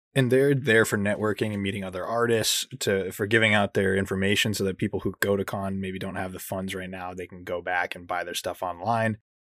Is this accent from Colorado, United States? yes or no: yes; Colorado, United States; my hometown in Colorado.